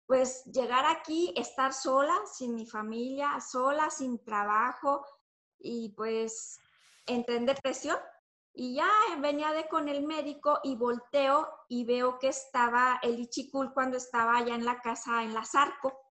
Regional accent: Torreón, Coahuila, Mexico; yo vengo de Torreón, tengo una compañía, así, así, esto y lo otro, y pues les dejo mis datos, sí.

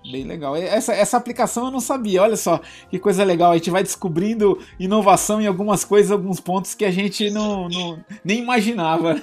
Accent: Brazil; nós, como brasileiros

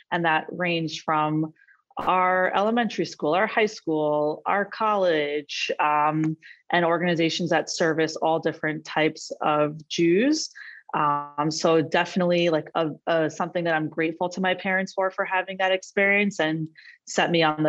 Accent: Cedarhurst, New York, United States; now in Brooklyn, United States; I grew up in Cedarhurst, New York, which is one of the five towns in Long Island. It is very modern Orthodox. I would say aligned with the Yeshiva University ideology.

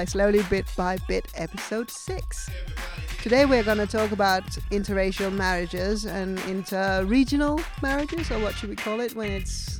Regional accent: Denmark; now in Indonesia; from Denmark.

